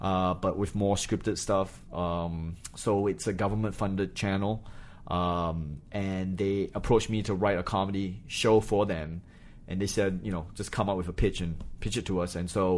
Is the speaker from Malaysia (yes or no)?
yes; Malaysia; born there; also born or lived in New Hampshire; I was born in Malaysia, and then my parents went to college very late in life.